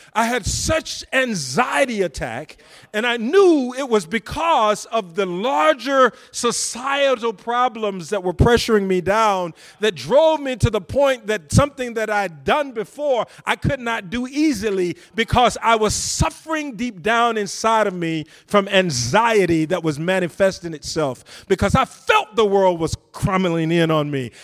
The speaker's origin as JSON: {"language": "English", "region": "deep south Georgia", "country": "United States", "tie": "born or raised there", "moved": "yes", "said": "I came from a little town in the rural country, deep south Georgia"}